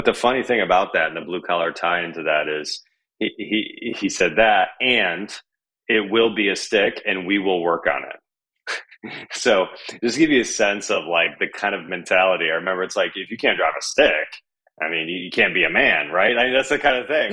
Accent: Michigan, United States; growing up in Michigan

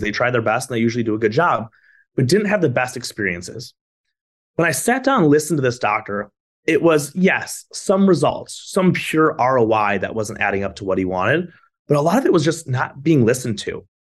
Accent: Michigan, United States; moved away as an adult; now in Florida, United States; Michigan, where I'm from

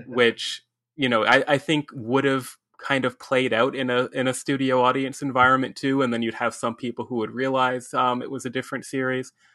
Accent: Ontario, Canada; here in Ontario and, you know, as, as a Canadian

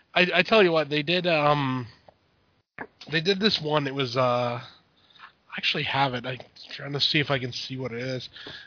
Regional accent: Canada; Now, I'm Canadian. I don't know much about the states

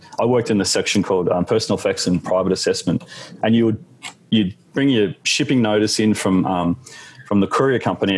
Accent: Canberra, Australian Capital Territory, Australia; now in Sydney, Australia; I grew up in Canberra

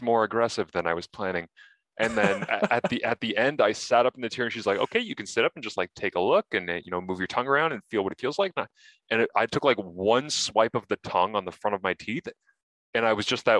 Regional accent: Scotland, United Kingdom; I'm Scottish

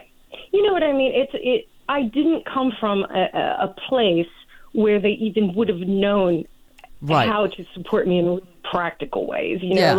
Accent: rural Ohio, United States; also born or lived in Bay Area, California / Pasadena, California; now in Desert Cities, California, United States; I am originally from Ohio, rural Ohio, actually. I grew up on a farm in Ohio, so I was pretty far removed from the razzle-dazzle of show business.

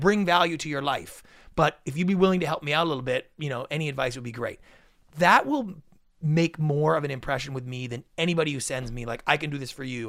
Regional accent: Canada; moved away as an adult; now in United States; thirty years growing up in Canada

